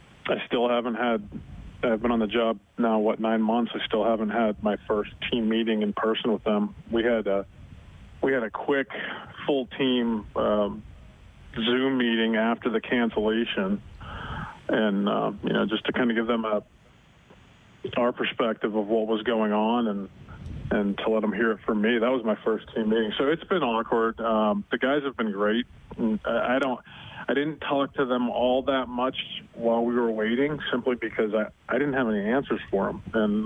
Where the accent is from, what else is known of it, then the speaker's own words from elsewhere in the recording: Butler, Pennsylvania, United States; It's a great place to grow up. High school football was a big deal in Western Pennsylvania.